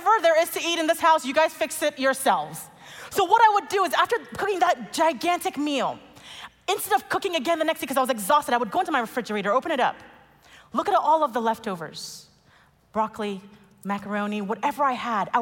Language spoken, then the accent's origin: English; Nigeria; I'm Nigerian.